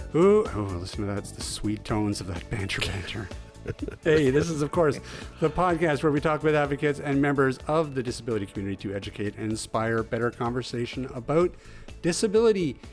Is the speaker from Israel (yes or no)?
no; Mackenzie, British Columbia, Canada; moved away; I lived in Mackenzie for, like, yeah, from grade one to grade twelve.